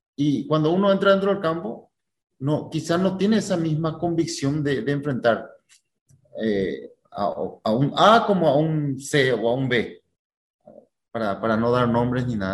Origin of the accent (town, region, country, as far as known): Paraguay; now in Brazil